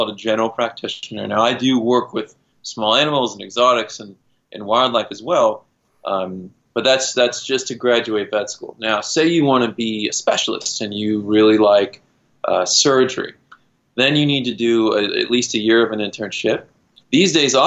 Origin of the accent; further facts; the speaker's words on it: Kansas, United States; moved away; also born or lived in Boulder, Colorado / California; I grew up in Kansas, just outside of Kansas City, and we had a creek in our backyard.